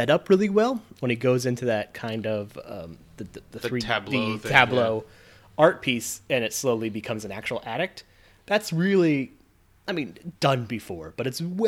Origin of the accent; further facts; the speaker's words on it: West Coast, United States; I'm from the West Coast